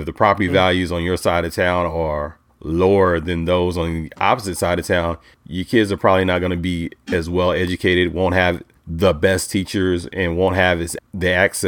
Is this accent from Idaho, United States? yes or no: no; Charlotte, North Carolina, United States; I'm from Charlotte, North Carolina. So the Charlotte-Mecklenburg school system, I was a public school kid.